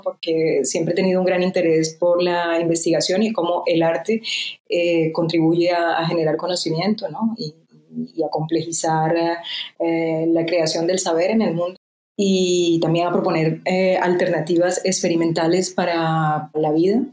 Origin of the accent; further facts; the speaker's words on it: Colombia; moved away as an adult; now in France; soy colombiana, pero llevo 20 mm, años viviendo en Francia.